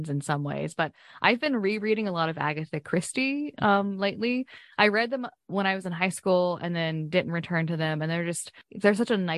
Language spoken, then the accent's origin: English; Appalachia, United States; I'm from Appalachia